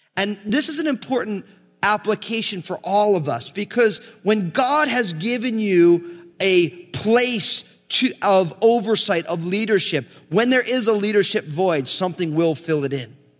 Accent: United States; I grew up in America

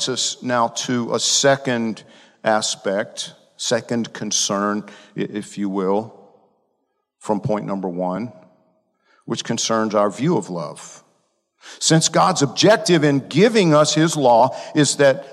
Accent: Georgia, United States; I'm from Georgia. We don't speak the Queen's English in Georgia.

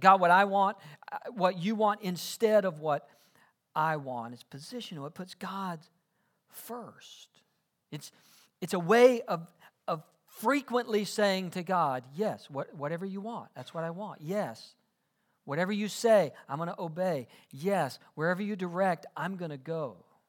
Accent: South Georgia, United States; I grew up in South Georgia.

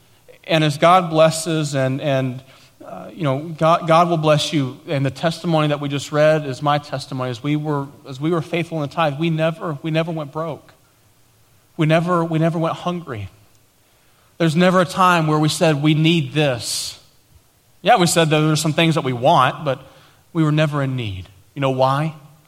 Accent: Tennessee, United States; accent: East Tennessee; now in Dallas, United States; I've lost my East Tennessee accent for the most part, but we didn't know anybody. People were making fun of us because of the way we talked, and we had nothing.

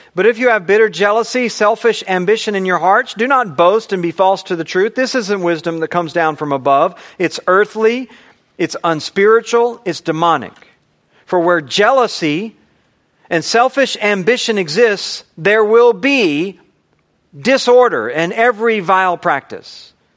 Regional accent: United States; I'm an American

